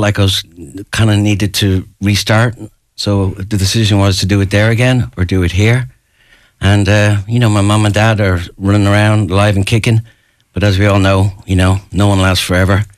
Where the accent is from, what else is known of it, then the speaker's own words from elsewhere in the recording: Ashbourne, Leinster, Ireland; moved away; I'm from Ashburn, which is another 10 miles north of Finglas